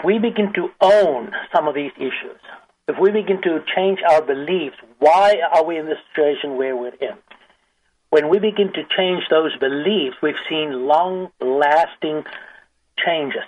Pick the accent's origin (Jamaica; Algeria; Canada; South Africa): South Africa; now in United States; I grew up in South Africa. I'm African by birth, American by circumstances